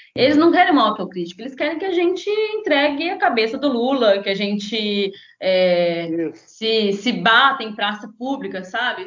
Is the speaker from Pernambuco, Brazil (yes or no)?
no; Conselheiro Pena, Minas Gerais, Brazil; now in Espírito Santo, Brazil; eu sou de uma cidade, uma cidade do interior de Minas, são 20 mil habitantes, chama Conselheiro Pena, é lá perto de Governador Valadares.